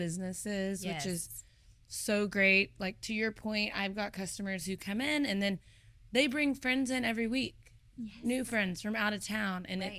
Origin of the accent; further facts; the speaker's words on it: Amarillo, Texas, United States; now in Fort Worth, United States; I grew up in Amarillo, so smaller city, still a city.